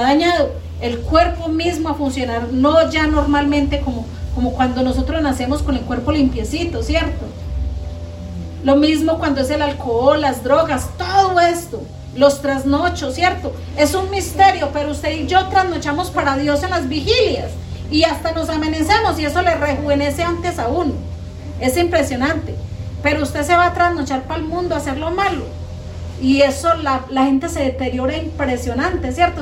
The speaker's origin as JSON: {"language": "Spanish", "country": "Colombia", "said": "acá en Colombia, los colombianos somos muy habladores"}